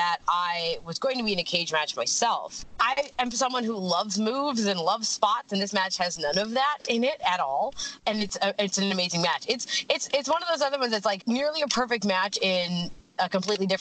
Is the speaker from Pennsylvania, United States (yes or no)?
yes; Pennsylvania, United States; where I grew up in Pennsylvania, in the States, pickled beets are very much a thing